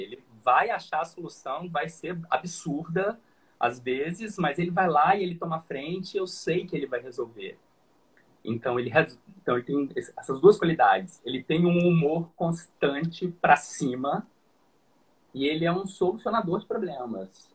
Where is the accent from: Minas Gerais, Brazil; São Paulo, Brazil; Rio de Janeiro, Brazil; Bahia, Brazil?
Minas Gerais, Brazil; o Douglas também é como mineiro, igual eu